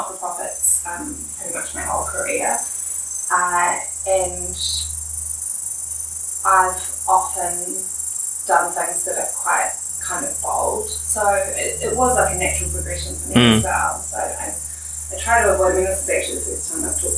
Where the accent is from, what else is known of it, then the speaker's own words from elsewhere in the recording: Wellington, New Zealand; moved away as an adult; also born or lived in Melbourne / Fiji; I grew up in Wellington